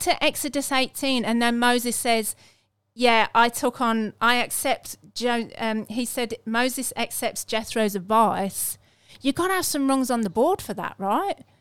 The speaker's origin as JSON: {"language": "English", "region": "England", "country": "United Kingdom", "said": "I'm English"}